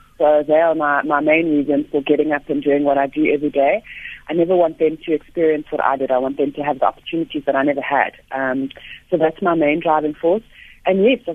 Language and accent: English; Johannesburg, Gauteng, South Africa; I'm a Joburg girl, grew up in Joburg